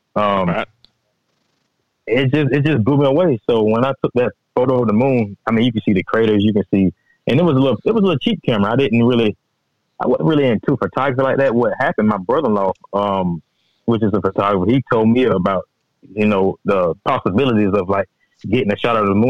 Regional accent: Register, Georgia, United States; now in Statesville, United States; I stay in Statesville. But I'm originally from Register. You know, there's nothing but woods out there.

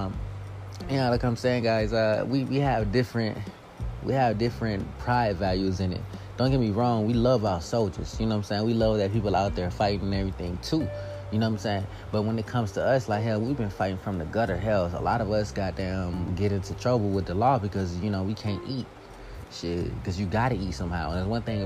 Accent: United States; I'm from here. I was born here.

